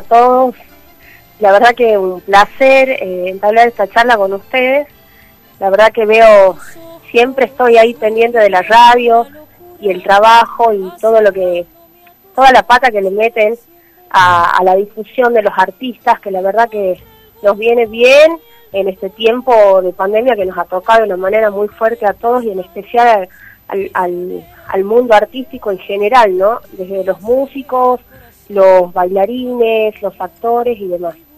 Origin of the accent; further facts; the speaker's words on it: Tucumán, Argentina; moved away; soy tucumana y llevo mi bandera de mi provincia a donde voy